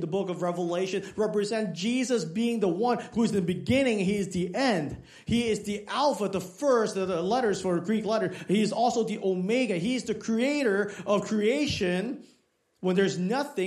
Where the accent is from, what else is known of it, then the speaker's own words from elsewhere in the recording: Hong Kong; moved away; I was born in Hong Kong